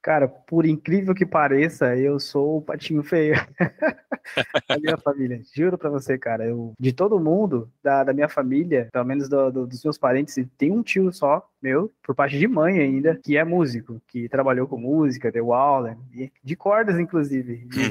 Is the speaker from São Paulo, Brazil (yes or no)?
yes; Sorocaba, São Paulo, Brazil; eu sou natural de Sorocaba, né, né, no interior de São Paulo